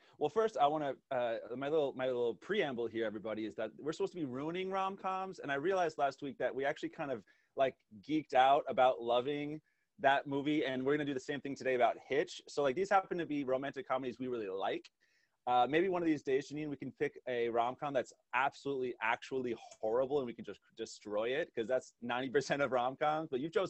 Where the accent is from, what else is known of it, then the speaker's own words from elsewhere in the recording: New Jersey, United States; I'm a New Jersey native.